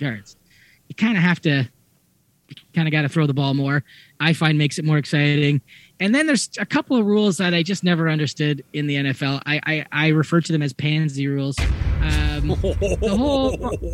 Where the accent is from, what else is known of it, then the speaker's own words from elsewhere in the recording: Hamilton, Ontario, Canada; I grew up just outside of Hamilton